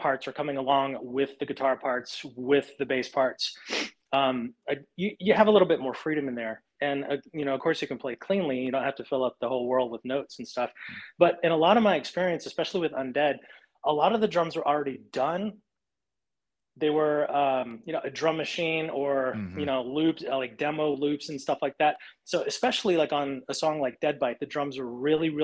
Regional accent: Abilene, Texas, United States; now in Southern California, United States; my hometown, Abilene, Texas.

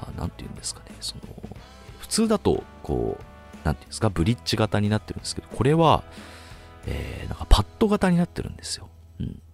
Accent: Chiba, Japan; 僕と同じ千葉県出身ってことで

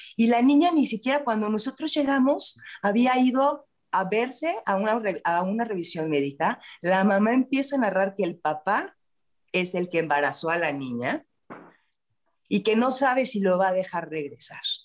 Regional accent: Mexico City, Mexico; Yo aquí soy chilanga, en la Ciudad de México

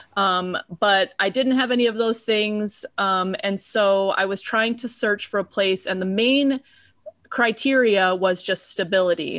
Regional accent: Chicago, Illinois, United States; I'm a city person, I'm from Chicago

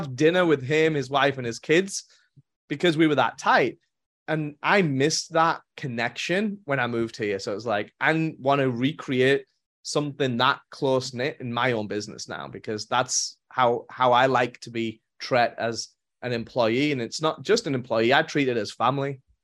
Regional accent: England, United Kingdom; moved away as an adult; also born or lived in Europe; now in United States; born and raised in England

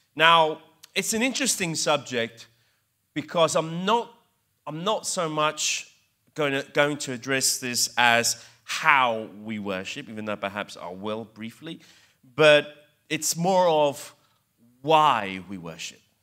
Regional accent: England, United Kingdom; accent: English; also born or lived in Italy; growing up as immigrants in England, because I grew up in England, believe it or not, hence my English accent.

